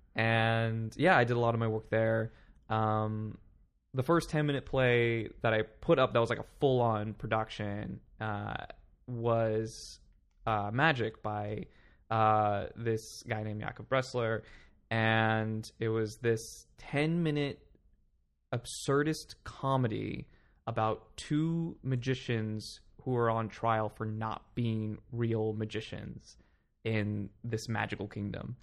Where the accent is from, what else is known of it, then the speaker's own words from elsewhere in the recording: Palm Springs, California, United States; now in New York City, United States; I grew up in Palm Springs, California.